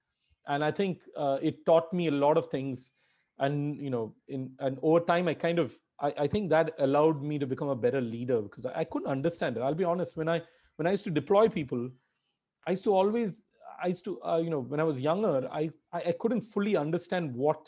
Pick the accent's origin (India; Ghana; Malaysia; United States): India; English is a second language; Being an Indian is a huge disadvantage or being where I'm from, being, from the emerging world.